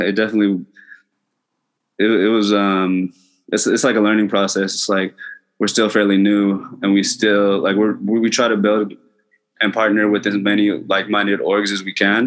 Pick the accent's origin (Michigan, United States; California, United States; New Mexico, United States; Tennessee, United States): California, United States; West Inland Empire; we're from the West IE, and I think like me and Michaela both just move back